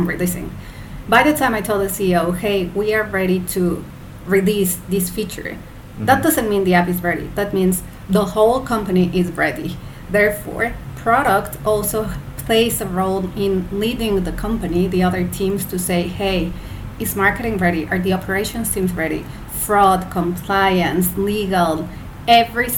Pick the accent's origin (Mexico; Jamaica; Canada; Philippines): Mexico; moved away as an adult; also born or lived in United Kingdom; now in Malaysia; I'm originally from Mexico, but by now I'm like a global citizen. So I lived in the UK for 9 years, then I've been in Asia for almost 6